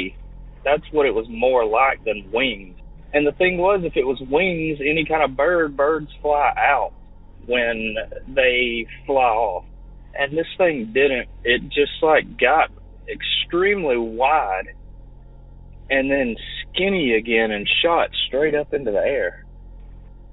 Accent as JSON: {"language": "English", "region": "Alabama", "country": "United States", "said": "I'm from Alabama."}